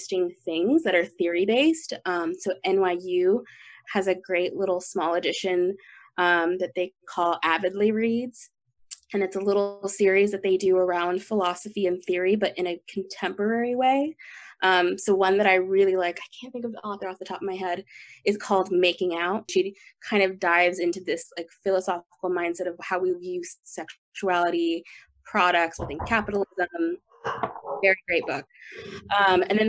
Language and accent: English; Las Vegas, Nevada, United States; moved away; also born or lived in Texas; I grew up in Las Vegas